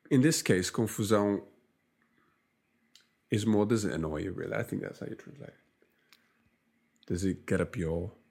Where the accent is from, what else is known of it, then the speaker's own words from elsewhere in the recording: Lisbon, Portugal; Uh, and I don't actually say I'm from Lisbon. I say I am Singer. And what we were saying was that Singer is like the nickname for people come from Lisbon